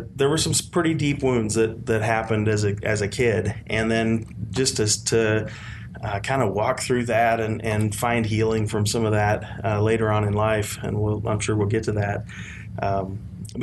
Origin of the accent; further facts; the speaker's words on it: South Central Kansas, United States; So I grew up in South Central Kansas, and kind of a rural community